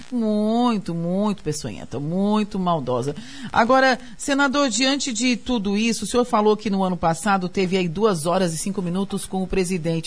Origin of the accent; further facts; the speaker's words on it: Brazil; also born or lived in Santa Catarina; a gente, como brasileira